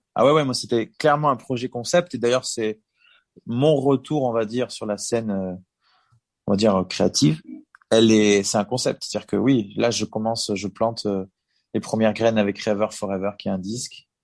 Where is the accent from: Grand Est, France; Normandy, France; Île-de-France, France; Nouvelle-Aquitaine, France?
Nouvelle-Aquitaine, France; Bordeaux; On était quand même chez nous à Bordeaux